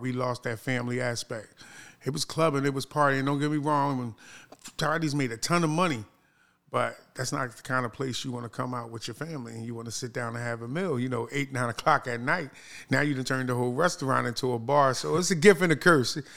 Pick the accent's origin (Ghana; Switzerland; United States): United States; Philadelphia, Pennsylvania; now in Baltimore, United States; I'm actually from Philadelphia, Pennsylvania